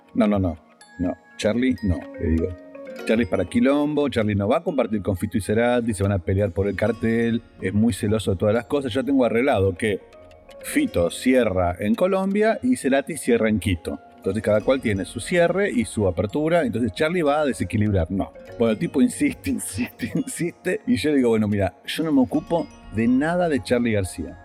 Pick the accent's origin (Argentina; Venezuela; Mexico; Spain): Argentina